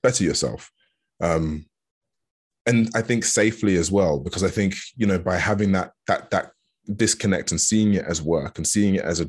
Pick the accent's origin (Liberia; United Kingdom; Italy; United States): United Kingdom; Hertfordshire, East of England; I was brought up in Hertfordshire